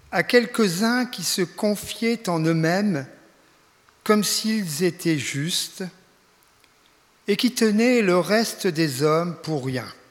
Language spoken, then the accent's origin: French; Reims, Grand Est, France; moved away; also born or lived in Ingwiller; d'après l'accent vous reconnaîtrez que je ne suis pas de la région, je viens de, de la région euh, champenoise, je suis né à Reims. Enfin j'ai quitté il y a déjà fort longtemps